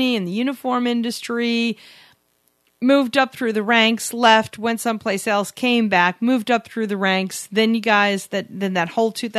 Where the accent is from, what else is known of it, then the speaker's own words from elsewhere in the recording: New York, United States; we're from New York